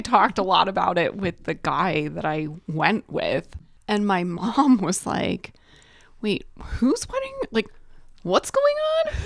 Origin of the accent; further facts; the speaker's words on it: Detroit, Michigan, United States; I am from Detroit area